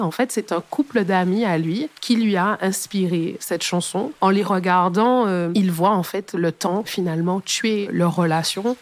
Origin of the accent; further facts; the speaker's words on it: Martinique; Chez nous, en Martinique